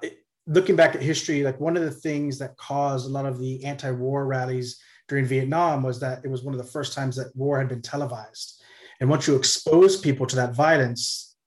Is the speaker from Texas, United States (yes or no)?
yes; Corpus Christi, Texas, United States; moved away; I grew up in Corpus Christi in South Texas